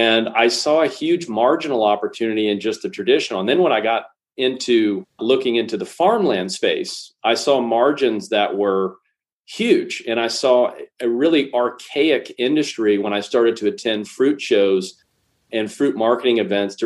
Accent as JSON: {"language": "English", "region": "Alabama", "country": "United States", "said": "I am from Alabama, but I didn't grow up on a farm"}